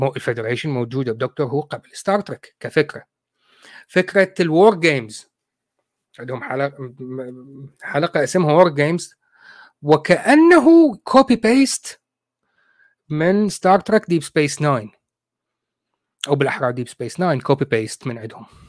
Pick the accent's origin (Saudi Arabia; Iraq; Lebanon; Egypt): Iraq; moved away as an adult; now in United Kingdom; نحن عندنا بالعراق